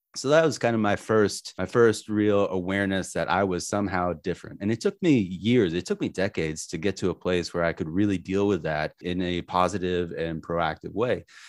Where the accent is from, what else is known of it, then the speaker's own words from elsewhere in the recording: New Hampshire, United States; also born or lived in Manhattan, Kansas; I grew up in New Hampshire